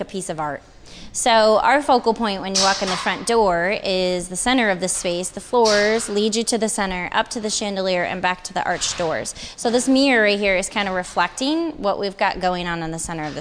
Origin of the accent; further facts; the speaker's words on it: Midwest, United States; moved away as an adult; now in California, United States; I am from the Midwest, so I moved my business from the Midwest back in 2013